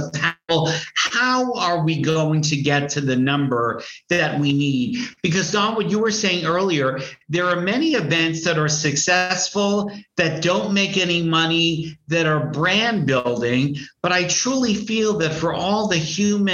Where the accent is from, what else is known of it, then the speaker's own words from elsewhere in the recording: New York, United States; I'm from New York